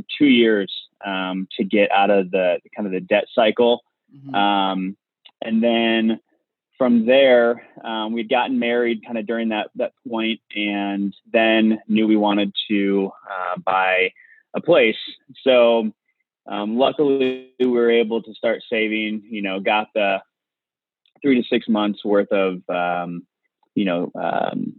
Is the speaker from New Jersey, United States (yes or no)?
no; Indiana, United States; moved away as an adult; now in Big Sky, Montana, United States; I grew up in Indiana